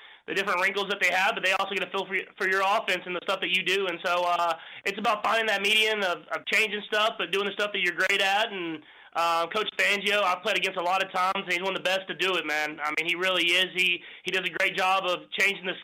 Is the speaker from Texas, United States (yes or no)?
yes; Texas, United States; moved away as an adult; now in Kansas City, United States; when I was in Texas growing up